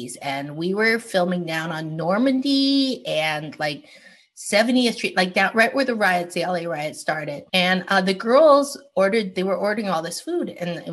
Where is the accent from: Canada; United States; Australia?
Canada; moved away; I grew up in Canada.